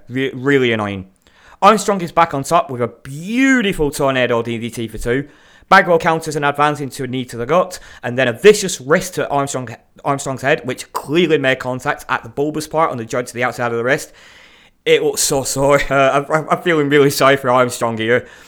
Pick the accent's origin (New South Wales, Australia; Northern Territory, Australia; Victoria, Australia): Northern Territory, Australia; Darwin; accent: Aussie